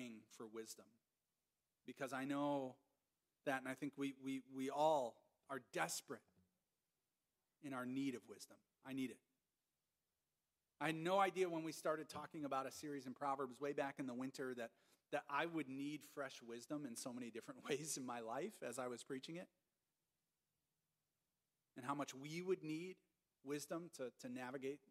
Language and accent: English; Minnesota, United States; moved away as an adult; I was from Minnesota.